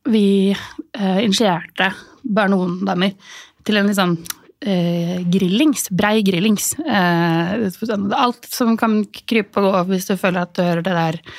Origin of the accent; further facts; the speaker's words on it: Norway; vi er jo nordmenn, vi er jo sosialt awkward.